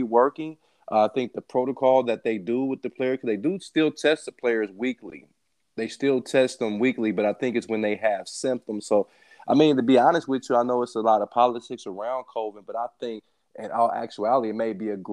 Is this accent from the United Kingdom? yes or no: no; Midwest, United States; now in Ohio, United States; I'm from the Midwest